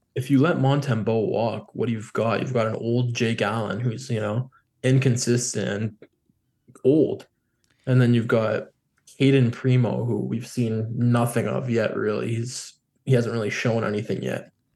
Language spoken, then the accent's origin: English; Canada; as a Canadian